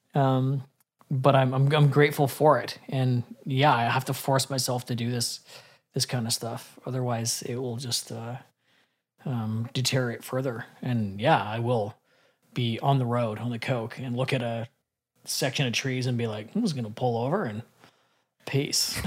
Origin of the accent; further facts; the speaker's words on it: British Columbia, Canada; I got to feel it in my hometown.